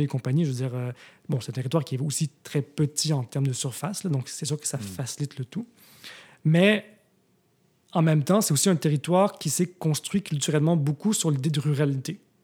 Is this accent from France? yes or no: no; Montreal, Quebec, Canada; moved away as an adult; also born or lived in Tokyo, Japan / Switzerland; now in Montreal, Canada; je ne suis pas né à Montréal. Je suis né à Tokyo, mais. Euh, comment dire? J'ai grandi à Montréal jusqu'à l'âge